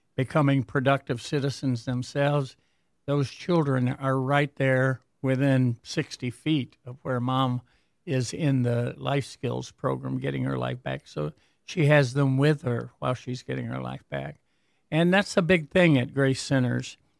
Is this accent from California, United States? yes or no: no; Warren, Michigan, United States; I basically grew up in, uh, Warren